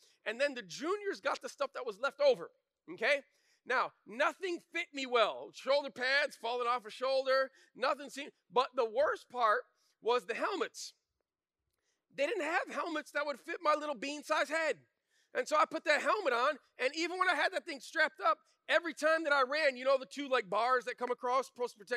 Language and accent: English; Flint, Michigan, United States; I grew up in Flint, Michigan, in the 80s